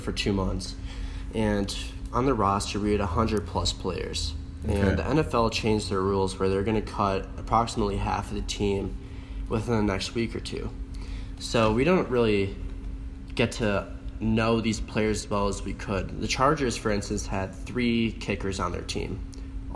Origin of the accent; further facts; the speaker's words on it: Madison, Wisconsin, United States; moved away as an adult; now in Boulder, United States; I'm from Madison, Wisconsin, born and raised